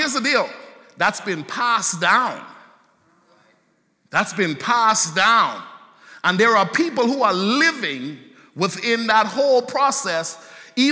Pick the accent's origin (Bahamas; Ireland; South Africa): Bahamas; moved away; I grew up in the Bahamas